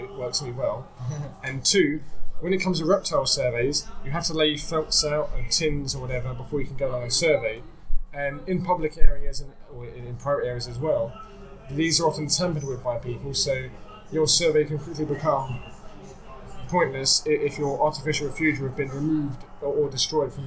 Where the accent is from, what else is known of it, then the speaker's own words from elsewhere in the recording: South Essex coast, East of England, United Kingdom; moved away as an adult; also born or lived in Cambridge / London; I grew up on the South Essex coast